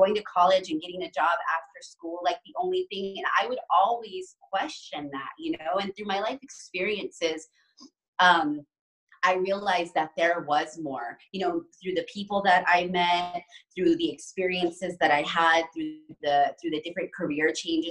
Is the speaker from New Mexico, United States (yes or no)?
yes; New Mexico, United States; moved away as an adult; also born or lived in Chicago; I was born and raised in New Mexico. And then right after I graduated high school, I moved to Chicago